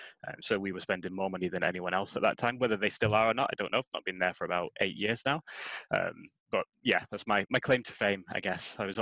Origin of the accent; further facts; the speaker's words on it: Scotland, United Kingdom; now in England; they don't realize that I am actually Scottish because I don't have the accent at all. I've been living down in England for so long.